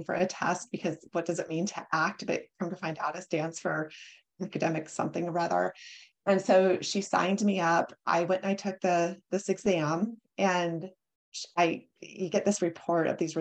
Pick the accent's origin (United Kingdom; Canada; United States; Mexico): United States; North Platte, Nebraska; moved away; I grew up in North Platte, Nebraska. So it's in the middle of the US, a very rural area